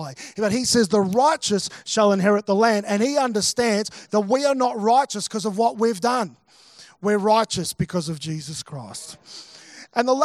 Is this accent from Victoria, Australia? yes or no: yes; Melbourne, Victoria, Australia; moved away as an adult; also born or lived in Mackay; I'm originally from Melbourne. Melbourne's my hometown